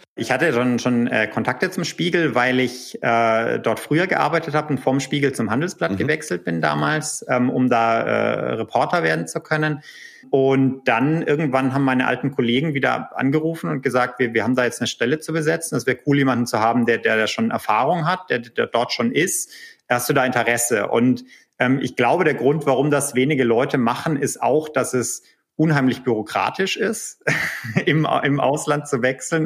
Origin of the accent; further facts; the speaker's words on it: Erlangen, Bavaria, Germany; accent: Franconian; moved away as an adult; now in California, United States; in Erlangen, äh, was hm. ja äh, lustigerweise auch mein, meine Unistadt ist äh, und meine Geburtsstadt